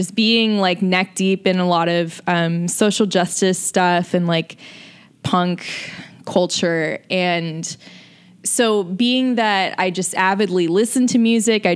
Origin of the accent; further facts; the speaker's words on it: Jacksonville, Florida, United States; where I grew up in Jacksonville, Florida